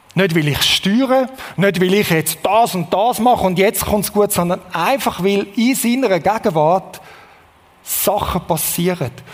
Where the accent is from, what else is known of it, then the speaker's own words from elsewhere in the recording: Switzerland; als Schweizer